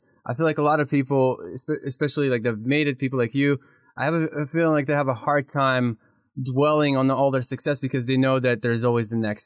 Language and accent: English; Kyiv, Ukraine; now in United States; I grew up in Kiev and I watched Porky Pig in Russian language